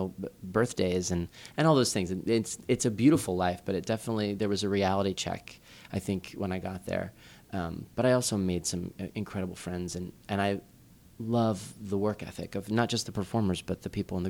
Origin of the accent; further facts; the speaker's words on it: New Jersey, United States; moved away as an adult; also born or lived in Los Angeles / Chicago; now in New York, United States; I grew up in New Jersey